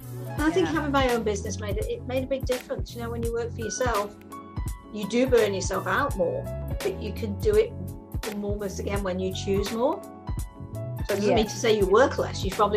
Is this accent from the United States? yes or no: no; England, United Kingdom; moved away as an adult; I was in England until I was 21.